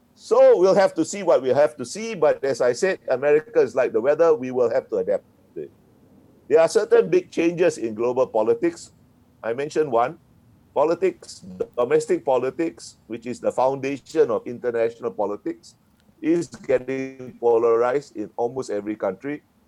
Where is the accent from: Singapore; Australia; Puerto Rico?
Singapore; I was born in Singapore and grew up in Singapore